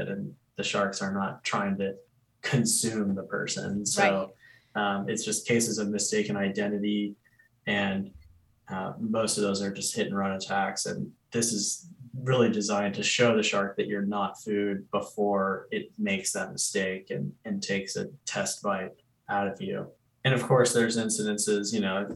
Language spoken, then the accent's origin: English; Charleston, South Carolina, United States; I grew up in Charleston, South Carolina. And so I've lived on the ocean my whole life